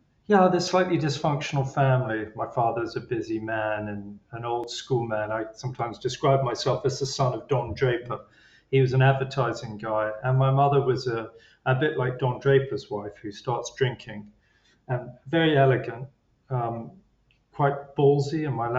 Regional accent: England, United Kingdom; Being English, I was, you know, probably downplayed it.

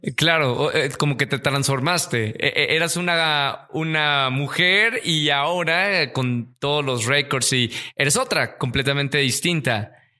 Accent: Monterrey, Nuevo León, Mexico; Monterrey, que yo nací eh, rodeado de montañas.

